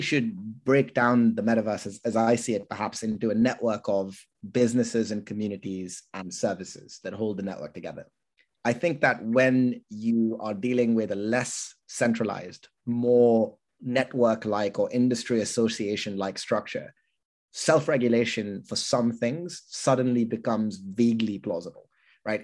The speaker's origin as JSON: {"language": "English", "country": "United Kingdom", "said": "I'm unusually British"}